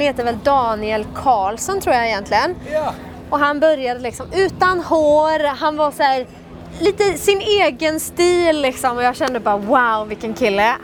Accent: Sweden; jeg er jo fra Sverige

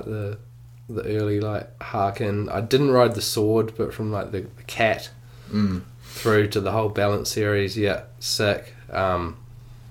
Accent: Auckland, New Zealand; when I was growing up in Auckland

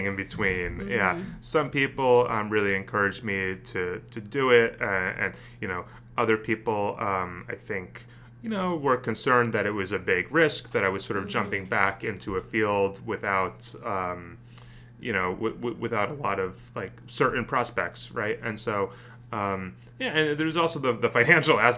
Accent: suburban North Jersey, New Jersey, United States; now in Washington, D.C., United States; I grew up in New Jersey, in suburban North Jersey, right outside New York

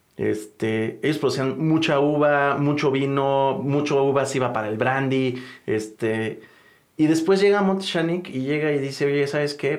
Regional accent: Mexico; nosotros como mexicanos

